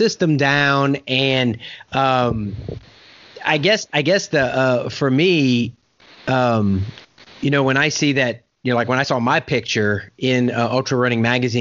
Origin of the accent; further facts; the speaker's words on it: Louisiana, United States; moved away; I'm from Louisiana